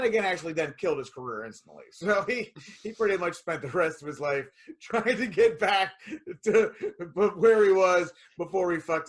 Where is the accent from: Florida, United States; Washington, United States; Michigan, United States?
Florida, United States; Yeah, I'm from Florida. I came all the way from Memphis in May.